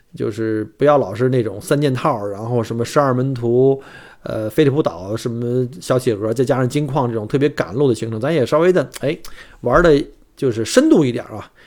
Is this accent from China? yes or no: yes; Beijing, China; now in Australia; 我生在北京